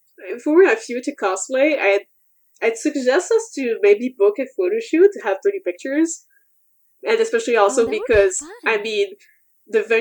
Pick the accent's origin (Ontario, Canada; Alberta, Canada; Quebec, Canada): Quebec, Canada; Montreal; I'm actually from Montreal